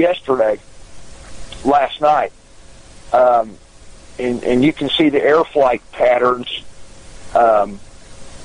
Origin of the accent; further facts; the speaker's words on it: Odessa, Texas, United States; I'm from Odessa, Texas